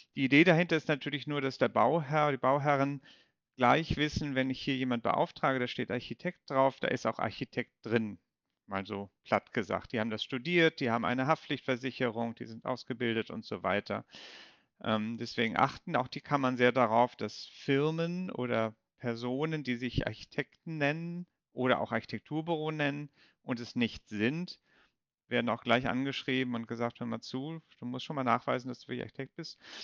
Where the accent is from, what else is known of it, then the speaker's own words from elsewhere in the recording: Kiel, Schleswig-Holstein, Germany; moved away as an adult; also born or lived in Bonn / Brussels; Ich komme ja aus Kiel ursprünglich